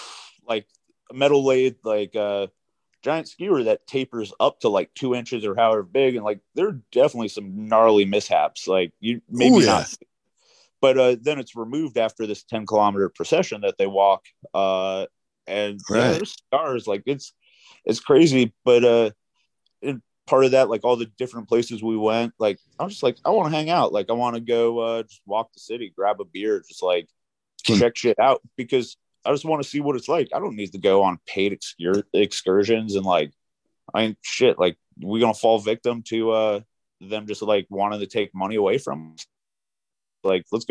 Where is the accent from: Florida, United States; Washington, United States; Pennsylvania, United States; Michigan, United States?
Pennsylvania, United States; Philadelphia; I'm from Philadelphia, where my government trusts me to take left-hand turns and pump my own gas.